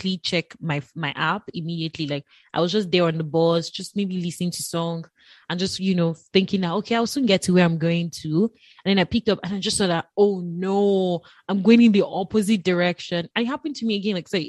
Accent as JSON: {"language": "English", "country": "Nigeria", "moved": "as an adult", "lives_now": "Ottawa, Canada", "said": "as a Nigerian, and again, a Yoruba girl"}